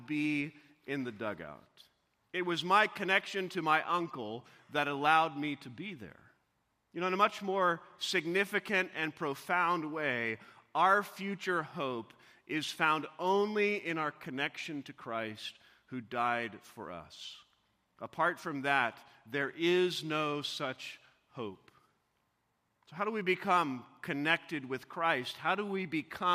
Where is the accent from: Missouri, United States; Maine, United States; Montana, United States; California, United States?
Missouri, United States; as a young boy growing up in Missouri